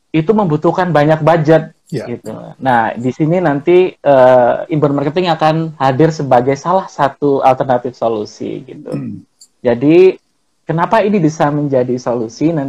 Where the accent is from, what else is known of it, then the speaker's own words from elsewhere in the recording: Malang, East Java, Indonesia; karena saya orang Malang. Karena saya orang Malang, biasanya teman-teman manggilnya kan kalau Malang itu Mas itu kan Sam ya